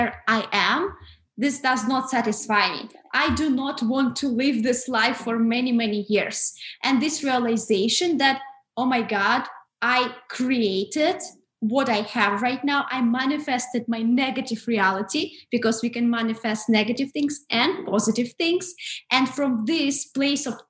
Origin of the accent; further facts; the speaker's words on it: Russia; moved away as an adult; living in Russia because I'm originally from Russia